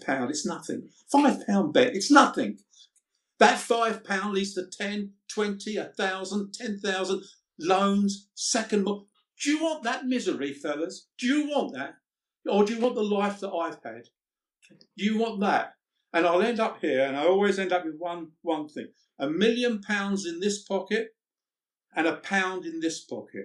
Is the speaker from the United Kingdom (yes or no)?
yes; London, United Kingdom; I came from the East End at 14 years old. I had to leave school because we were so poor.